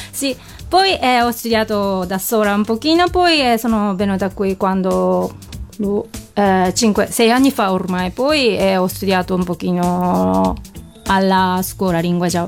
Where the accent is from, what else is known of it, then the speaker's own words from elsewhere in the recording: Japan; Italian is a second language; now in Florence, Italy; Sì, perché io sono laureata eh, nell'arte in Giappone, sicché eh, io abito a Firenze